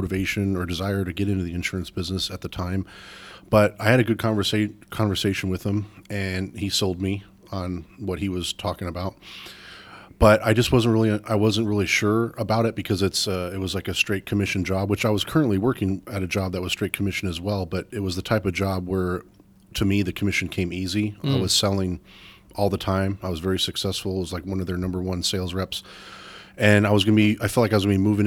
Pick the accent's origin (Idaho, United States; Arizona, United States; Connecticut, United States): Arizona, United States; born and raised in Arizona